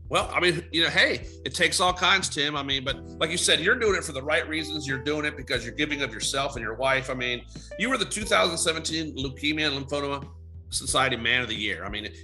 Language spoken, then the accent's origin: English; Chambersburg, Pennsylvania, United States; moved away as an adult; I'm from Chambersburg, PA, and they had a great cross country program, both men's and women's. So a lot of my friends from high school who are my age, 50